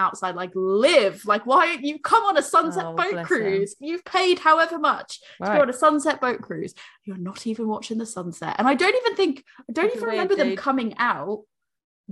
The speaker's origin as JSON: {"language": "English", "country": "United States", "moved": "yes", "lives_now": "United Kingdom", "said": "I'm American"}